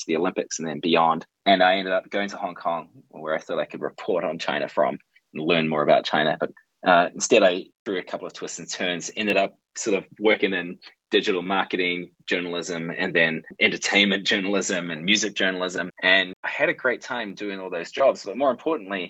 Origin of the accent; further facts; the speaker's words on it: Alexandra, Otago, New Zealand; moved away as an adult; also born or lived in Dunedin; leaving my hometown of Alexandria after high school to go to university